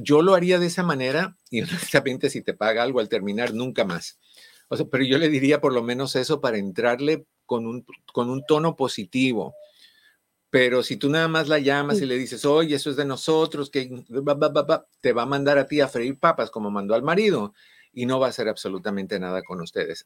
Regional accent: Cuba; moved away; en mi país

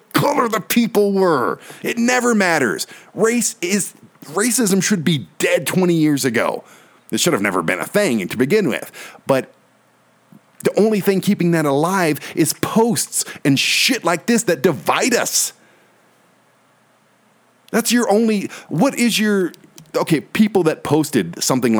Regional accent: Detroit, Michigan, United States; a white guy who was born and raised in Detroit

